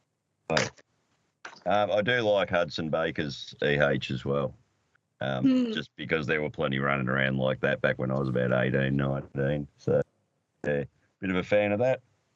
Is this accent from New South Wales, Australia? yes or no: yes; Narrabri, New South Wales, Australia; It was the first Commodore ever sold in my hometown of Narrabri